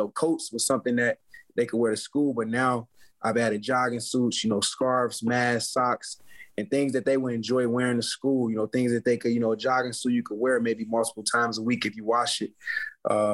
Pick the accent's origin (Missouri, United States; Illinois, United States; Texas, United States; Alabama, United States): Illinois, United States; Chicago; growing up in Chicago through poverty